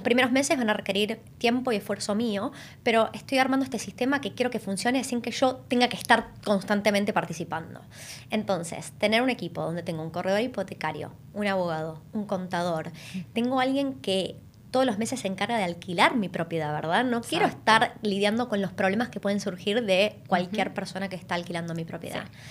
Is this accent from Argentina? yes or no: yes; Argentina; moved away as an adult; now in Australia; Las dos somos argentinas.